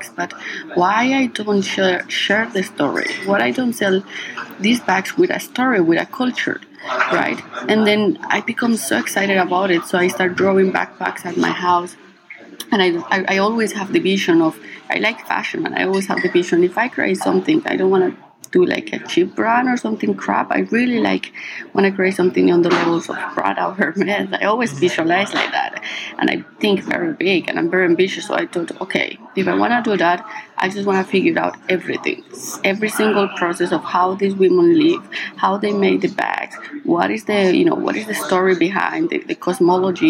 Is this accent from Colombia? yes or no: yes; Colombia; English is a second language; moved away as an adult; now in London, United Kingdom; I was born in Colombia. I grew up in Colombia most of my life.